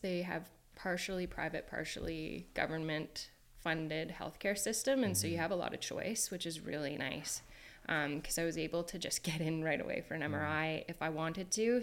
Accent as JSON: {"language": "English", "town": "Kingston", "region": "Ontario", "country": "Canada", "tie": "born or raised there", "also_born_or_lived": "Australia", "moved": "as an adult", "said": "I'm from Kingston, Ontario"}